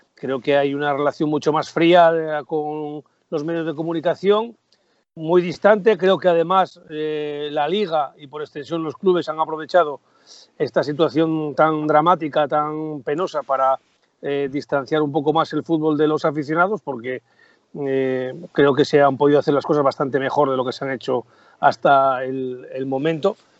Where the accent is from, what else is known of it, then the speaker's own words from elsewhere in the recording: Gijón, Asturias, Spain; De Gijón por todos los costados